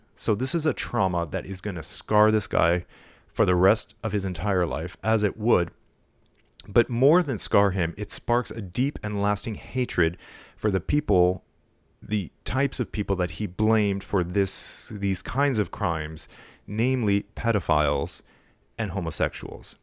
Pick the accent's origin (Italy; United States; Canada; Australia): Canada; Montreal, Quebec; I'm from Montreal